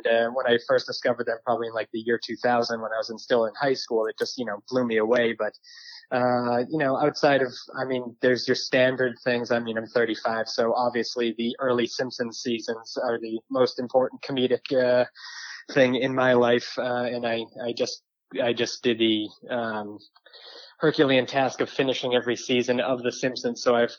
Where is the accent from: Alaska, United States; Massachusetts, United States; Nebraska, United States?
Massachusetts, United States; moved away as an adult; also born or lived in Portland, Oregon; growing up in Massachusetts